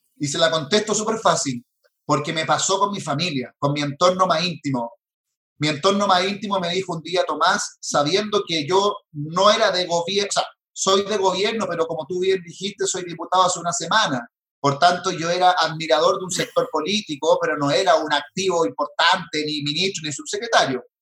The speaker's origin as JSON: {"language": "Spanish", "country": "Chile"}